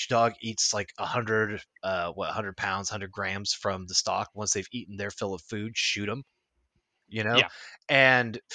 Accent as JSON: {"language": "English", "region": "West Coast", "country": "United States", "tie": "born or raised there", "said": "I grew up on the West Coast at a time when we didn't have very much whaling"}